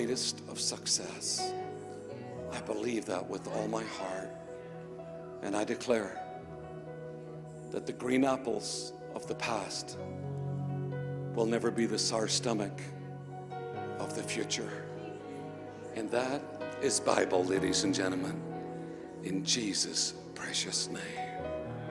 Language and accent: English; Northern Ireland, United Kingdom; moved away; I was born in Northern Ireland.